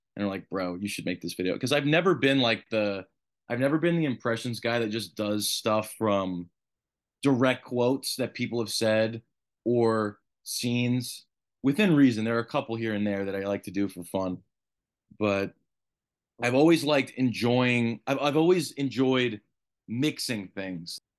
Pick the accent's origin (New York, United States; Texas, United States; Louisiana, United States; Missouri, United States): New York, United States; even as a New Yorker